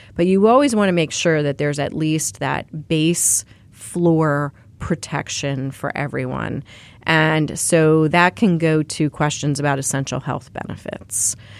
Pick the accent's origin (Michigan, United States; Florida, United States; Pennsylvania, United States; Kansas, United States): Pennsylvania, United States; moved away; the kids that I grew up with in Pennsylvania